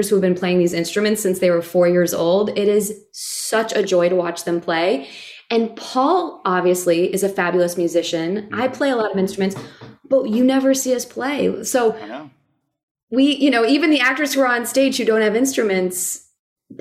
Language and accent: English; Midwest, United States; I'm from the Midwest